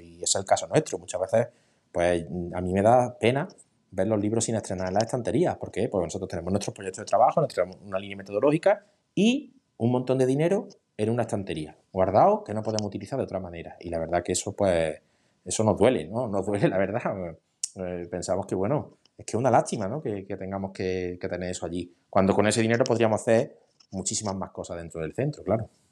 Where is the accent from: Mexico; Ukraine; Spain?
Spain; Archidona, Andalusia; mi pueblo es un pueblo muy pequeño, pues son 8, somos 8.000 habitantes